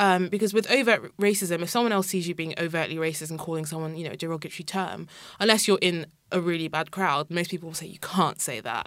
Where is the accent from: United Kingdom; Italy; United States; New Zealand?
United Kingdom; Kent, South East England; I grew up in Kent